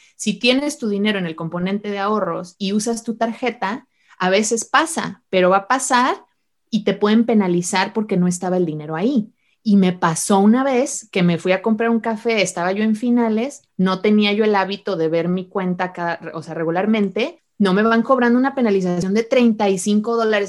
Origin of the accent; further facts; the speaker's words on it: Mexico; moved away as an adult; also born or lived in Utah, United States; now in United States; cómo llegué de México a, Estados Unidos a estudiar la carrera